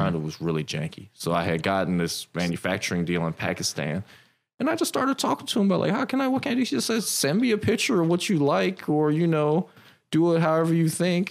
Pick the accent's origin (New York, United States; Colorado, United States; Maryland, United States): Maryland, United States; Silver Spring; I grew up in Maryland. So I'm from Silver Spring.